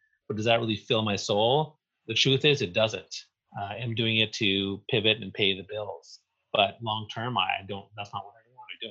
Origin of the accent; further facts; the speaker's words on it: Eastern Canada, Canada; Well, I grew up on the East Coast, so I was a Habs fan my whole life.